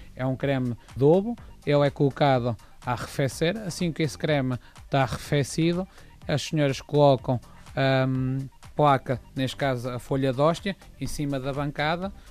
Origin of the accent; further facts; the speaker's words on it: Coimbra, Centro, Portugal; eu sou de Coimbra